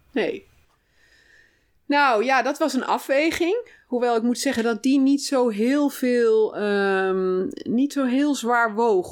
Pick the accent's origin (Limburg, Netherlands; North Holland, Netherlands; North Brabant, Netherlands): North Brabant, Netherlands; moved away as an adult; also born or lived in Oegstgeest; ik kom uit Brabant. Hm. Daar heb ik zeg maar mijn jeugd doorgebracht tot ah, ik ging okay. studeren.